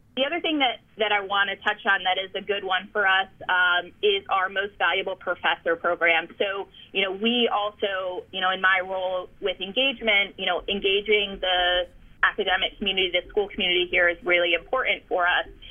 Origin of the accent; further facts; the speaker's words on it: New Jersey, United States; moved away; also born or lived in Chicago / Delaware; I grew up in New Jersey